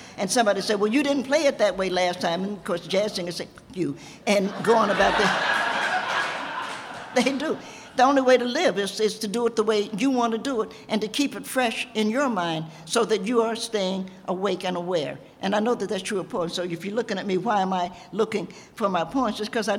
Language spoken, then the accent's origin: English; Knoxville, Tennessee, United States; I'm from Knoxville, Tennessee. I was born there, in the only state in rebellion that didn't have to undergo Reconstruction